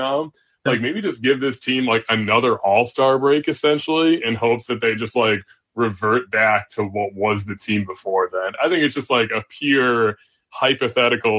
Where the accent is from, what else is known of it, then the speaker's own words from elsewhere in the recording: Illinois, United States; I grew up in Illinois